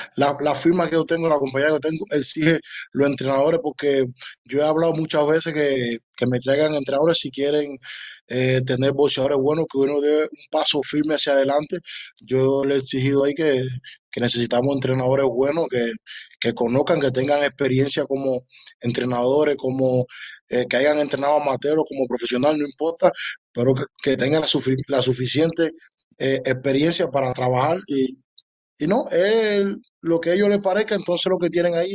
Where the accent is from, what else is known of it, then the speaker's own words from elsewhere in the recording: Cuba; moved away as an adult; now in Germany; desde que llegué de Cuba aquí